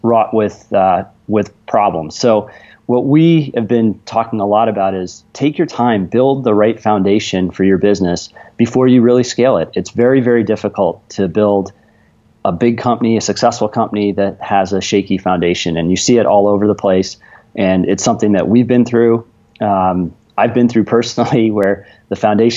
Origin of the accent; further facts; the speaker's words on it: Kalamazoo, Michigan, United States; I grew up not far from where you both are in Kalamazoo, Michigan